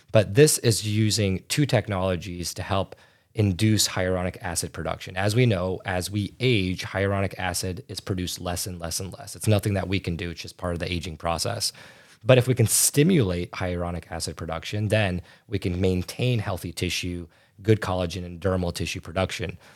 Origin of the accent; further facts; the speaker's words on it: right outside Chicago, Illinois, United States; I'm from the United States, uh, right outside Chicago